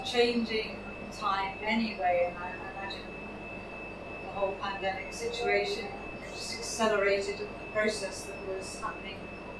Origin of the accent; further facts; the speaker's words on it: Edinburgh, Scotland, United Kingdom; now in London, United Kingdom; my ice cream days growing up in Edinburgh.